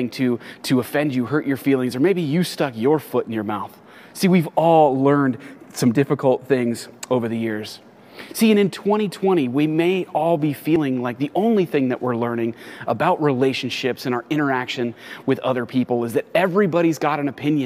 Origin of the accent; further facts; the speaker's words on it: Los Angeles, California, United States; moved away as an adult; now in San Diego, United States; I was actually born and raised in the Los Angeles area.